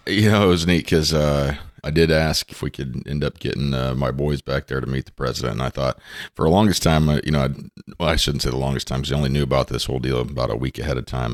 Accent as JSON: {"language": "English", "town": "Underwood", "region": "Iowa", "country": "United States", "tie": "born or raised there", "said": "from Southwest Iowa, a little town called Underwood."}